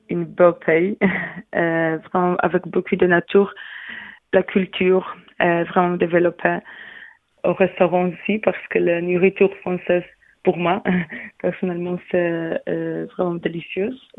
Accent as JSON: {"language": "French", "town": "Łódź", "region": "Łódź Voivodeship", "country": "Poland", "second_language": "French", "moved": "as an adult", "lives_now": "France", "said": "Je viens de, de de Pologne. Ma ville, c'est euh, Łódź c'est pas vraiment connu parce que c'est pas vraiment touristique, mais c'est entre Varsovie et Cracovie."}